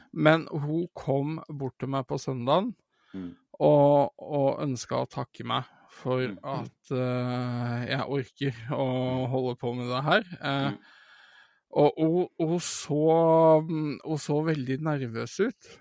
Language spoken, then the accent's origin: Norwegian; Sandefjord, Vestfold, Norway; dette er jo den kinosalen jeg er vokst opp med å gå og se film